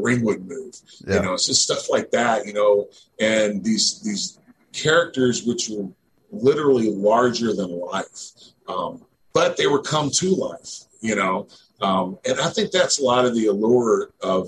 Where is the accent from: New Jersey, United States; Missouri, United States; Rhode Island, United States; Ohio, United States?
Missouri, United States; Northeast; I grew up in Northeast Missouri, about an hour and a half north of St. Louis